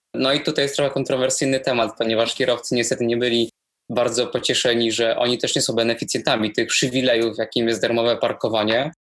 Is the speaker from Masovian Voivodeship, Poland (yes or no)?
yes; Warsaw, Masovian Voivodeship, Poland; chcę pracować dla miasta, no, w którym się urodziłem, w którym się wychowałem